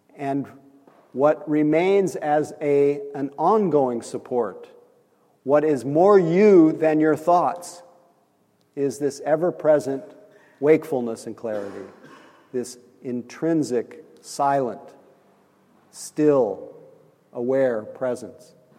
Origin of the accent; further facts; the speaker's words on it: Nebraska, United States; accent: Midwest; moved away; I'm from Nebraska